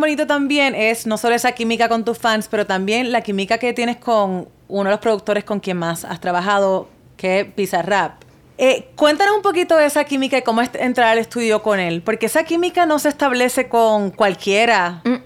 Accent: Puerto Rico; yo soy puertorriqueña. Hmm. Y nosotros en Puerto Rico hablamos mucho spanglish

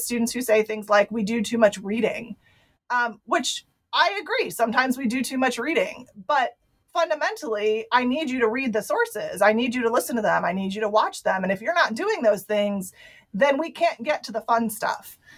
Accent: Ohio, United States; I was raised in Ohio

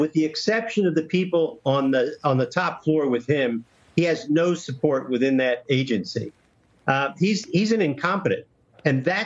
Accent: Wilmington, Delaware, United States; moved away; also born or lived in Washington, D.C.; Wilmington, Delaware, where that case was brought, was my hometown

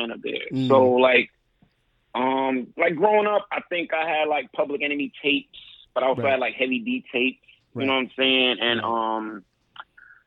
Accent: New York City, New York, United States; now in Philadelphia, United States; I grew up in Brooklyn.

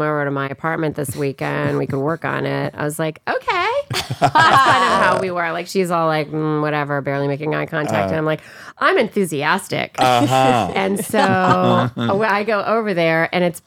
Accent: Virginia, United States; moved away; also born or lived in New York; We're both from Virginia. We both played Dolly and Hello Dolly when we were 16

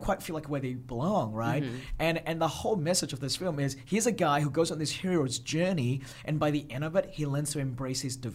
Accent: Australia; also born or lived in Malaysia; I was born in Malaysia. Yeah. I grew up in Australia, yes.

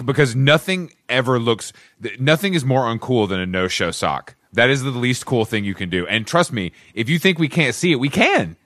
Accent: Atlanta, Georgia, United States; I'm from Atlanta, and we have a, obviously a very deep redneck culture

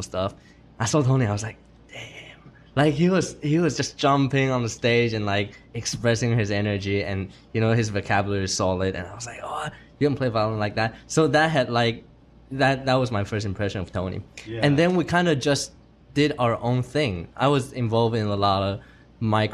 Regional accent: Taiwan; moved away as an adult; now in United States; Taiwan, and I came to the States for studying for Berklee College of Music

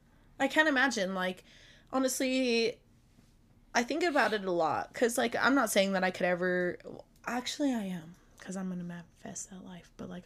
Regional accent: Minnesota, United States; Minnesota. I'm from Minnesota.

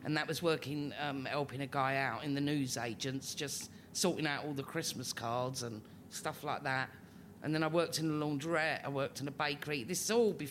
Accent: London, United Kingdom; living in Islington, growing up in Islington, and I've not moved in. I'm not new Islington. I'm old Islington

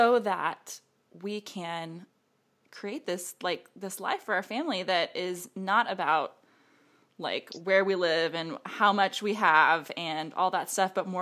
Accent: Texas, United States; growing up in Texas, I was part of 4-H

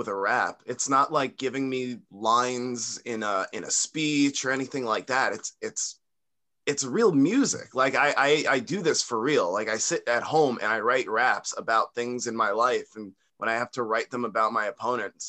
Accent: Long Island, New York, United States; I'm from Long Island, born and raised, still live here.

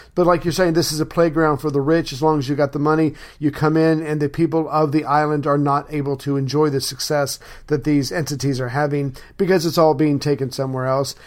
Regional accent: United States; as an American, as a good, loyal American

